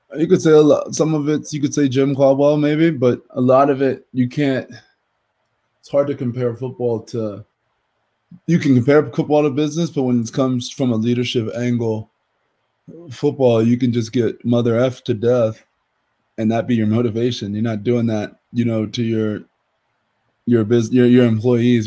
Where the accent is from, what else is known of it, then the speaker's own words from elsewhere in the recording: New Jersey, United States; I'm from South Jersey